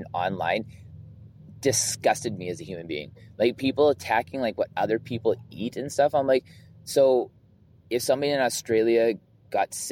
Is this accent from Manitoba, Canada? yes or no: no; Southern Alberta, Canada; growing up in Southern Alberta as like a white man